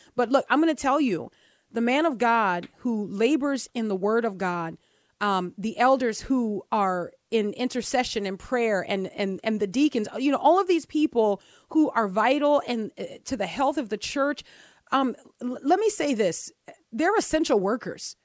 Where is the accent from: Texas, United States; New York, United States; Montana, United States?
Texas, United States; I'm from Texas